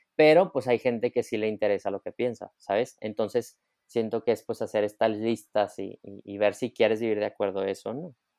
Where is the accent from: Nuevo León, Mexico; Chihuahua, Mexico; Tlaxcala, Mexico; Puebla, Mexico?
Nuevo León, Mexico; Monterrey; soy regio, soy de Monterrey